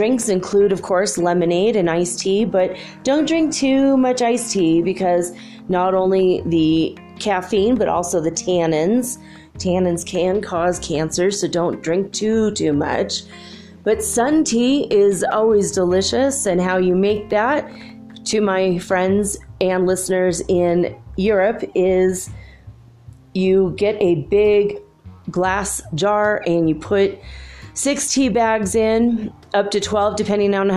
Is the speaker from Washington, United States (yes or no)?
no; Southern California, United States; I grew up in Southern California